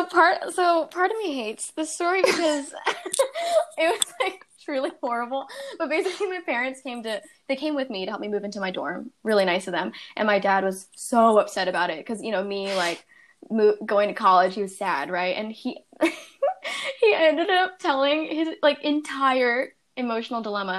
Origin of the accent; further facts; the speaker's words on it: Bay Area, California, United States; moved away as an adult; now in New York, United States; I grew up in the Bay Area in California, like San Francisco area.